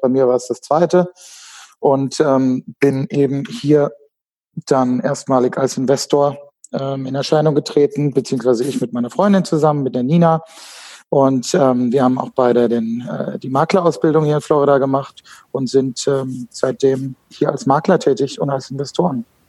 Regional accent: Frankfurt Rhine-Main area, Hesse, Germany; moved away as an adult; geboren und aufgewachsen in Deutschland, ähm, im Frankfurter rhein gebiet

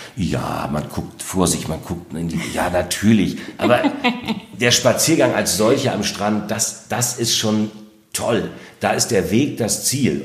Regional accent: North Sea coast, Germany; das ist der Naturraum, das ist auch meine Heimat.

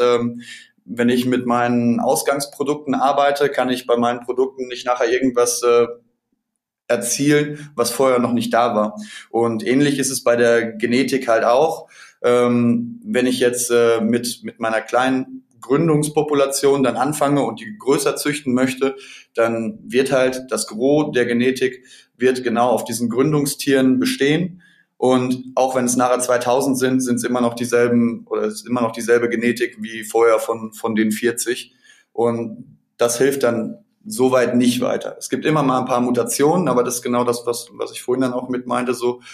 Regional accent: between Dortmund and Paderborn, North Rhine-Westphalia, Germany; ich komme selber auch aus, aus Nordrhein-Westfalen zwischen Dortmund und Paderborn

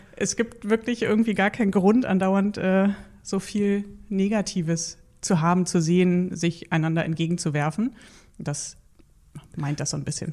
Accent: Berlin, Germany; ich bin in, in Berlin-Spandau groß geworden

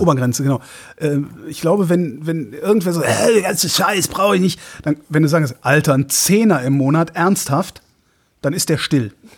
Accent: Cologne, North Rhine-Westphalia, Germany; ist meine Heimatstadt. Ich bin Kölner

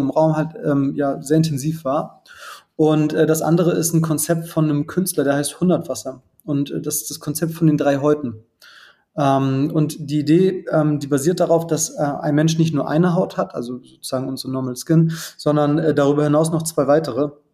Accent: Germany; bei uns in Deutschland

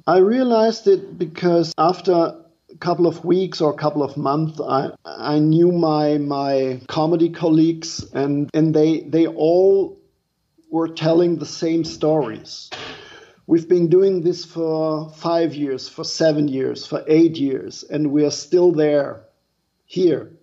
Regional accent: Germany; English is a second language; moved away as an adult; now in New York City, United States; I'm from Germany. I'm a German comedian

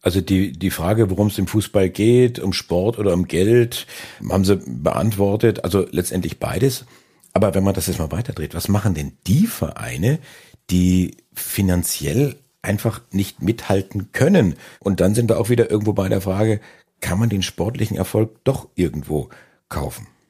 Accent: Franconia, Bavaria, Germany; als gebürtiger Franke

